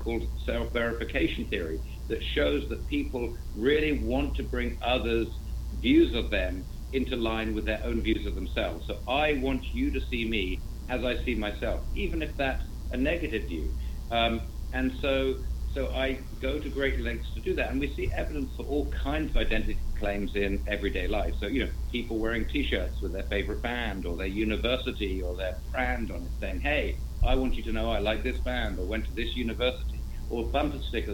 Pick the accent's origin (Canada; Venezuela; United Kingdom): United Kingdom; England; now in United States; I'm an English person living in the States.